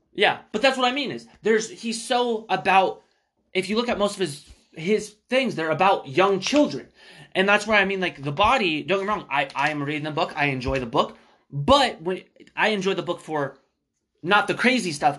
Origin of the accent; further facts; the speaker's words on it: Spokane, Washington, United States; We're from Spokane, Washington